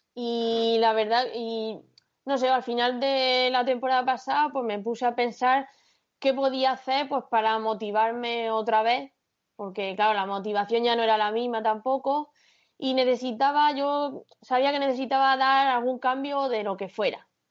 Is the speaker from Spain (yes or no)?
yes; Caravaca de la Cruz, Region of Murcia, Spain; mi pueblo, de Caravaca